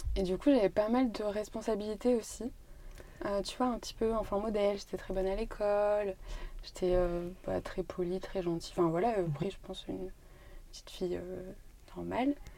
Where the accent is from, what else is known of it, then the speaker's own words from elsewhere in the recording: Brive-la-Gaillarde, Nouvelle-Aquitaine, France; moved away as an adult; Je suis née à Brive. J'ai grandi ici. J'ai fait toutes mes études ici. Enfin, je suis partie après, après le bac, mais mes 18 premières années, c'était à Brive, en Corrèze.